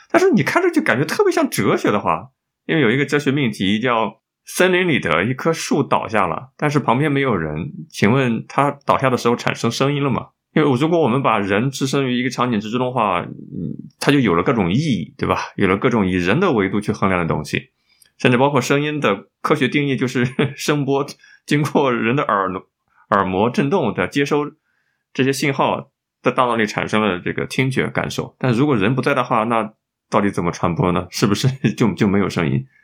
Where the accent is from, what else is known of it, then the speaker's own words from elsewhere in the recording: China; 我们中国人